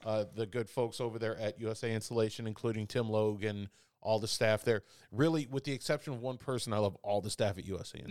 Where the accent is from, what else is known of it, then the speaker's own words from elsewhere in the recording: Chicago, Illinois, United States; now in Indiana, United States; I grew up in Chicago